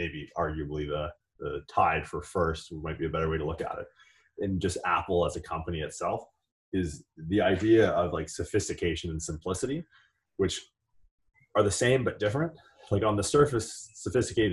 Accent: Canada; moved away; I grew up in Canada.

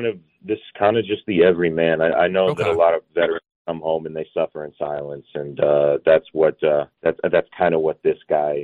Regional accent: Georgia, United States; I grew up in Georgia

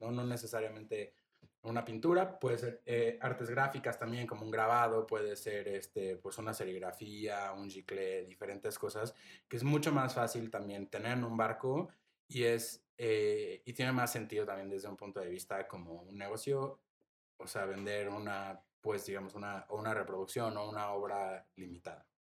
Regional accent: Mexico City, Mexico; moved away as an adult; also born or lived in Playa del Carmen; yo, siendo de la Ciudad de México

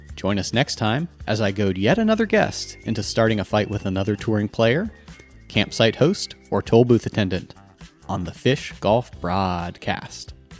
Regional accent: Texas, United States; as a Texan

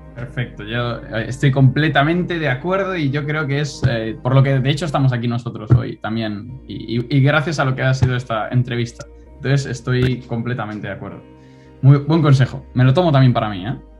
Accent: Spain; moved away as an adult; also born or lived in Vigo / Málaga; now in London, United Kingdom; nosotros como estudiantes españoles

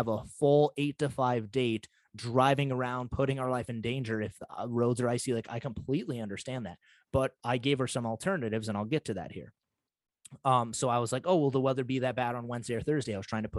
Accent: United States; I'm from North Dakota, Montana area

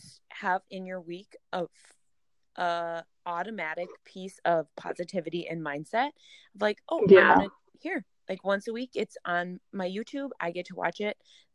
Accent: Minnesota, United States; accent: Minnesotan; this is my sheer Minnesotan accent coming out in full force

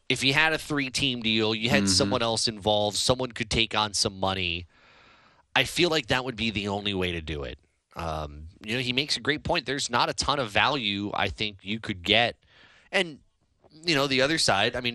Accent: Wisconsin, United States; growing up in Wisconsin, we had the milk challenge for homecoming week in 2003.

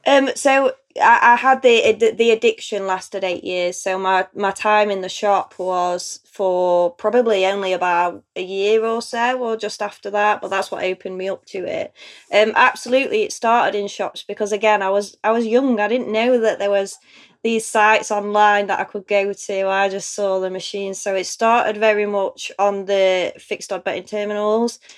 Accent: Chesterfield, East Midlands, United Kingdom; I'm from Chesterfield in Derbyshire. So apparently, we have a very strong accent here.

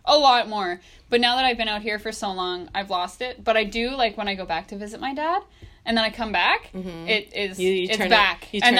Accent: Canada; it's like, this is my accent. {S1} Right. {S5} And I'm Canadian.

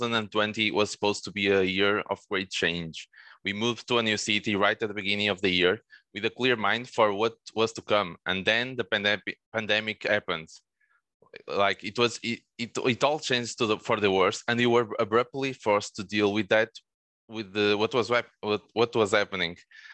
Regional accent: Porto, Norte, Portugal; born there; I live in Porto right now. I was born here in Porto, and I'm currently here.

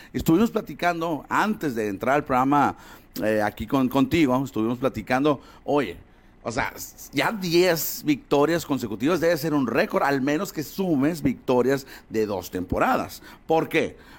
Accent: Hermosillo, Sonora, Mexico; nosotros también somos de Hermosillo

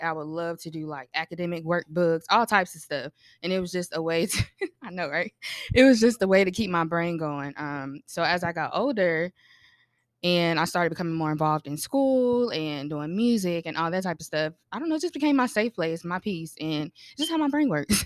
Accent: North Carolina, United States; I'm from North Carolina

